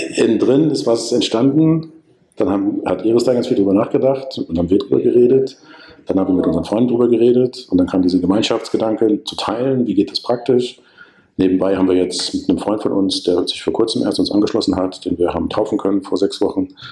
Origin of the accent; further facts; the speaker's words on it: Germany; ich dann als Deutscher